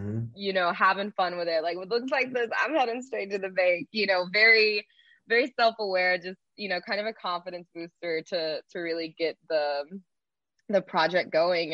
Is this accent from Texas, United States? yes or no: yes; Texas, United States; moved away as an adult; now in Los Angeles, United States; I was originally from Texas, born and raised there my whole life, and I moved out to Los Angeles